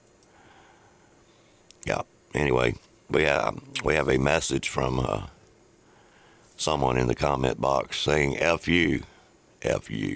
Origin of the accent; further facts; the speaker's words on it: the South, United States; we're from the South